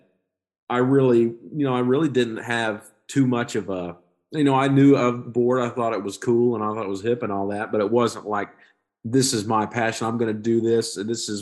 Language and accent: English; Skiatook, Oklahoma, United States; This is my hometown